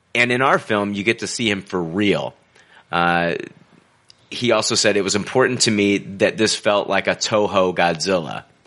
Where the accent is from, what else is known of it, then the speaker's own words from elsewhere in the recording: United States; I'm an American